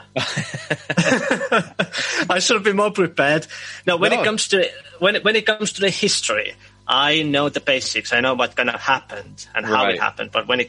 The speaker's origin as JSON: {"language": "English", "region": "Võru County", "country": "Estonia", "tie": "born or raised there", "moved": "as an adult", "lives_now": "United Kingdom", "said": "I was born and raised in Estonia in a very small town, but also in the countryside. So I was kind of living in two different places, as my family had a place in a town, very small town. Population probably like 10,000 people, and then also in the countryside"}